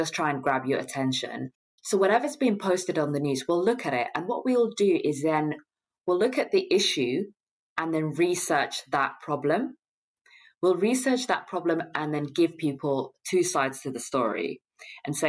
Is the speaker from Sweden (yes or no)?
no; London, United Kingdom; as a Londoner